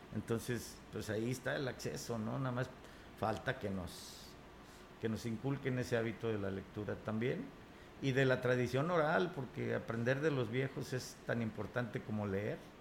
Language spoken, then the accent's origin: Spanish; Huasteca Potosina, San Luis Potosí, Mexico; mi Tierra, la Huasteca Potosina